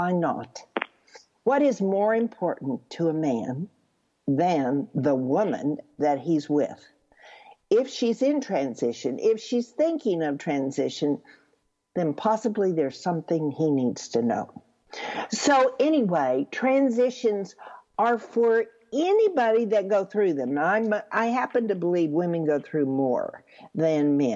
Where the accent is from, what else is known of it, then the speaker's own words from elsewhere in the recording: Texas, United States; I'm from Texas